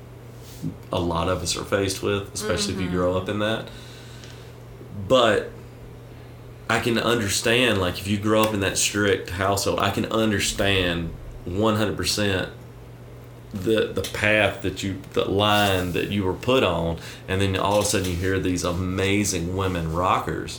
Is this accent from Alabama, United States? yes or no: yes; Alabama, United States; I grew up in Alabama.